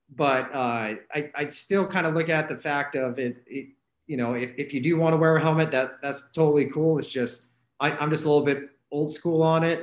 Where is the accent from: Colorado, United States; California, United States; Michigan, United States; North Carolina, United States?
Colorado, United States; Glenwood Springs; moved away as an adult; also born or lived in Olympia, Washington; now in Leavenworth, United States; originally from uh, uh, the Glenwood Springs area in Colorado. That's where I grew up